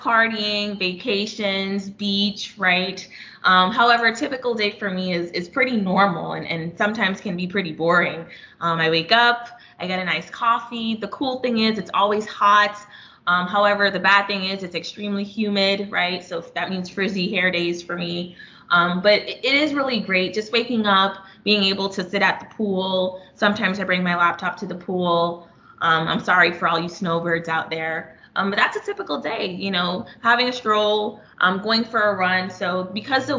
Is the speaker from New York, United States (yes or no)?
yes; New York City, New York, United States; now in Miami, United States; was born and raised in Brooklyn, New York, and then moved here a while ago. So 25 years